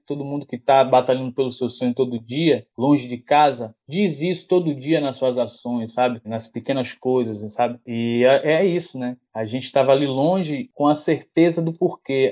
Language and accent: Portuguese; Castro Alves, Bahia, Brazil; also born or lived in Salvador / Valéria (Salvador periphery); Eu nasci em Salvador, mas fui criado no interior, em Castro Alves, que é aqui no sul da Bahia